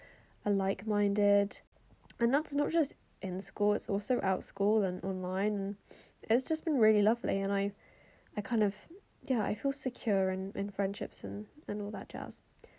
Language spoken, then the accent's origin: English; Austria; because I grew up in Austria and I used to be fluent in German